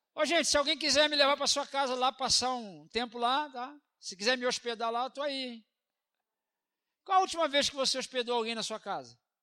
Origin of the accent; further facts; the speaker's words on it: Brazil; nós somos brasileiros